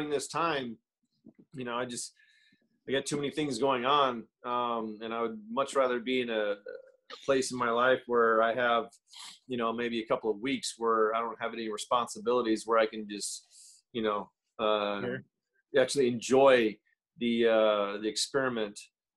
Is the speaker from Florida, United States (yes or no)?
yes; Florida, United States; now in California, United States; I'm from Florida.